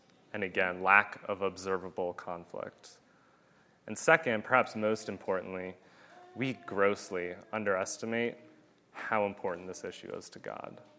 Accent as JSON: {"language": "English", "region": "Pennsylvania", "country": "United States", "moved": "yes", "said": "I'm from Pennsylvania"}